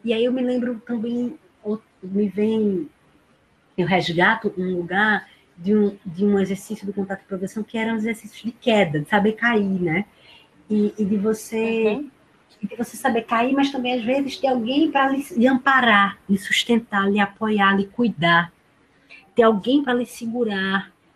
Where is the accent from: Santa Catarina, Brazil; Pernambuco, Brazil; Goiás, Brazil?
Pernambuco, Brazil; Paulista; na minha cidade natal paulista